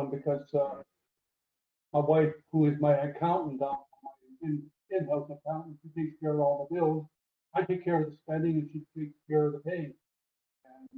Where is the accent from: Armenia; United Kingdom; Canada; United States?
Canada; moved away as an adult; now in Costa Rica; I haven't been back to Canada, my home country, for now 23, 24 years